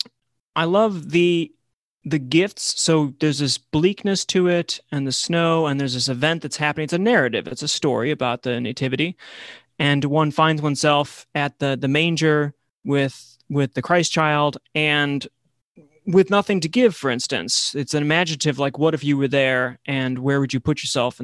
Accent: Buffalo, New York, United States; I grew up in Buffalo, New York

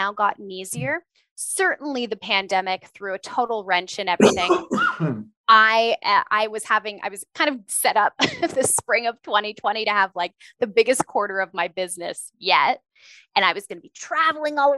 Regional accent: Ontario, Canada; moved away as an adult; now in Alberta, Canada; I grew up in Ontario

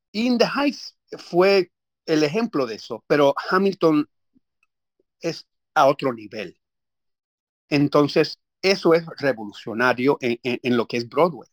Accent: Puerto Rico; moved away; mi mamá es americana, pero yo me crié en Puerto Rico

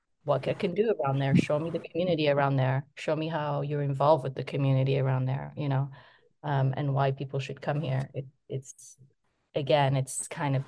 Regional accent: Côte d’Ivoire; when I was growing up in Ivory Coast

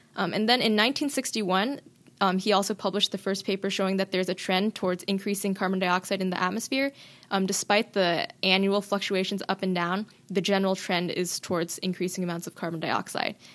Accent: Washington, United States; I'm born and raised in Washington, and like everyone who was born here, I grew up, um, loving the outdoors

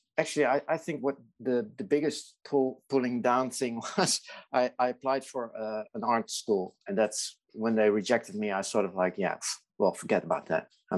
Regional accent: Netherlands; I'm Dutch. I live in the Netherlands

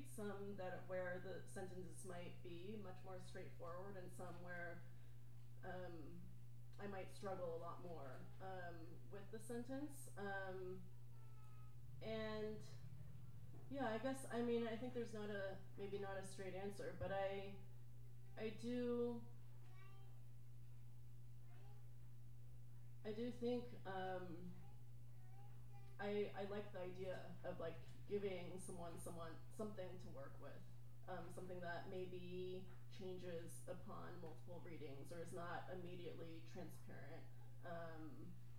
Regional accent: Irvine, California, United States; growing up in Irvine, you know, it was like, I didn't know any other, I didn't know any writers

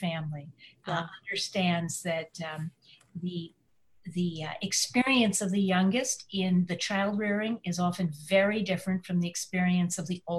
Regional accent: Illinois, United States; we grew up in Illinois

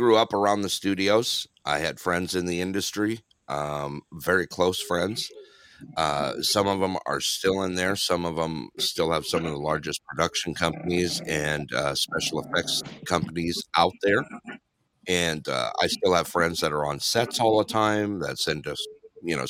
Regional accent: Dana Point, California, United States; also born or lived in Big Bear Lake, California; I grew up in Dana Point, California, and also Big Bear Lake. That's where I grew up.

